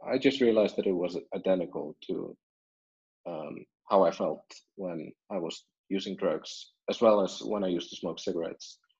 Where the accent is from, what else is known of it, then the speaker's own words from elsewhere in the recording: Iceland; I'm born and raised in Iceland